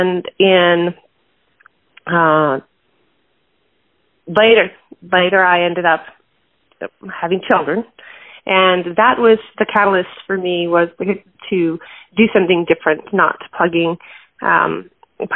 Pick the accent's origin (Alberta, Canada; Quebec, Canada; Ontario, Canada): Alberta, Canada; Calgary; I was born in Calgary, Alberta, Canada, and being Canadian, living in an oil-rich city